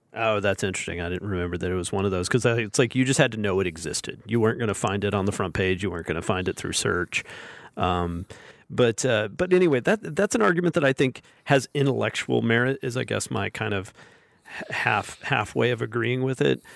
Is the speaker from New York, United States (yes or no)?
no; Alabama, United States; when I was a kid growing up in Al, in, in Alabama, where I still live in Alabama